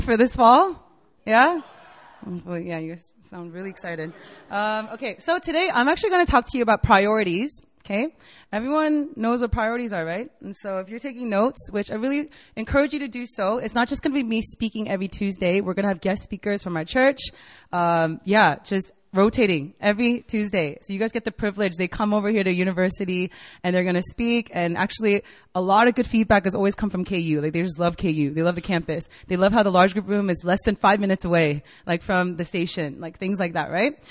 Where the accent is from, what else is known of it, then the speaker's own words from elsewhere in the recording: United States; moved away as an adult; also born or lived in Virginia / Korea; now in South Korea; I'm from the States. I was born and raised there